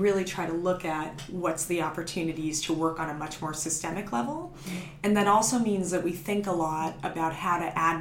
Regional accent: Los Angeles, California, United States; I grew up in Los Angeles

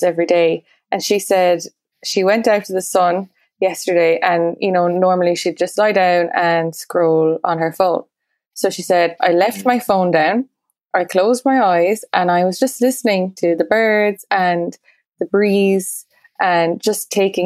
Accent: Munster, Ireland; born or raised there

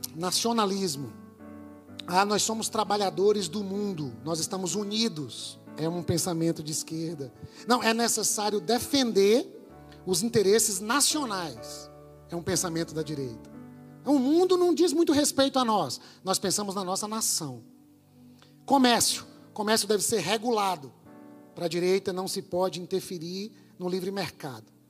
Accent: Brazil

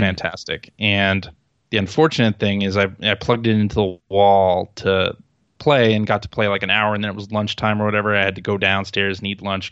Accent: Chicago, Illinois, United States; I'm from Chicago

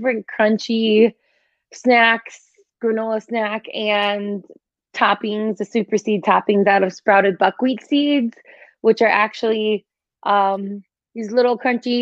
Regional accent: Midwest, United States; also born or lived in Australia; I'm from the Midwest, like pizza and hot dog capital

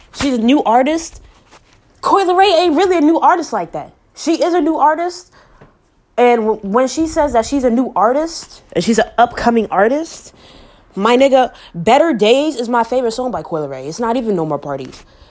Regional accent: New York City, New York, United States; I'm from New York, home of the Apollo, home of the Apollo Theater

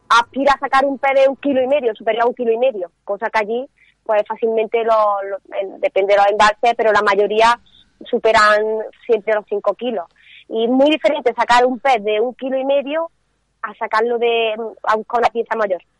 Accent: Córdoba, Andalusia, Spain; Mi padre es de Ávila, aunque yo estoy de Córdoba

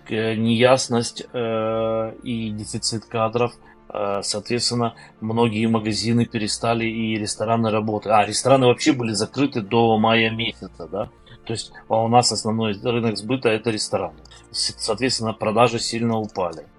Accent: Crimea, Ukraine; now in Kyiv, Ukraine; я родом из Крыма

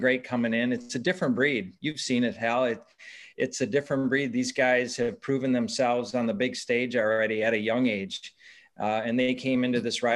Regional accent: Wisconsin, United States; at Whistling Straits in my home state

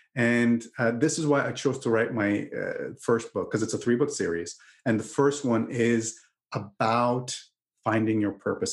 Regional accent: Canada; I'm I'm Canadian

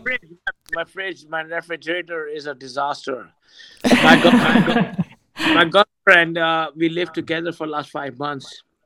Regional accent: India; moved away as an adult; now in Thailand; as an Indian

